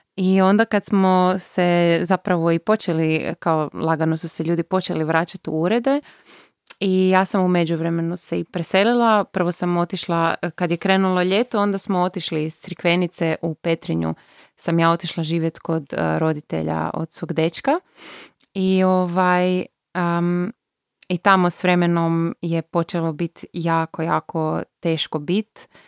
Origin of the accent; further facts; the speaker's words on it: Bjelovar, Bjelovar-Bilogora County, Croatia; moved away; also born or lived in Zagreb; ja sam bila iz Bjelovara, sestra iz Bjelovara